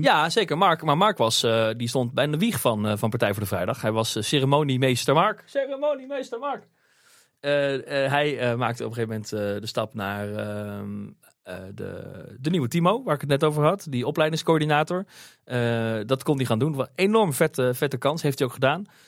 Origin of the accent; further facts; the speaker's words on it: Beneden-Leeuwen, Gelderland, Netherlands; ik kom uit het land van Maas Waal, oorspronkelijk uit, uit het dorpje Benedenleeuwen